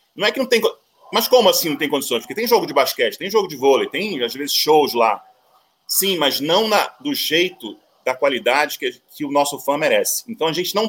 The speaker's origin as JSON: {"language": "Portuguese", "country": "Brazil", "also_born_or_lived": "United States", "moved": "as an adult", "said": "sou brasileiro"}